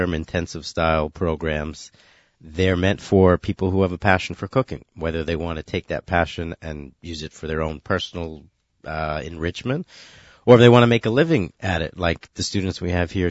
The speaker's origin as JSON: {"language": "English", "town": "New York City", "region": "New York", "country": "United States", "said": "I'm from Brooklyn."}